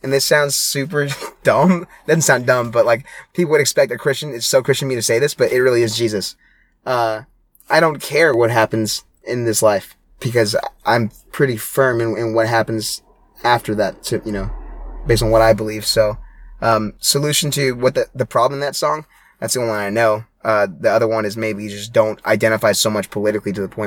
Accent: Hawaii, United States; moved away; I grew up in Hawaii

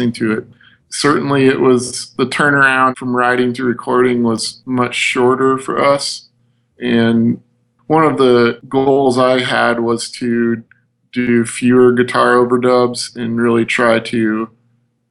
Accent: Midwest, United States; we're from the Midwest

